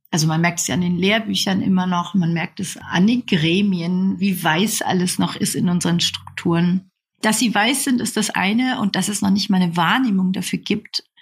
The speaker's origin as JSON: {"language": "German", "town": "Nuremberg", "region": "Bavaria", "country": "Germany", "said": "weil es in dieser Schule damals in Bayern, also in Nürnberg, wo ich herkomme, eine Türkenklasse gab für die Gastarbeiterkinder"}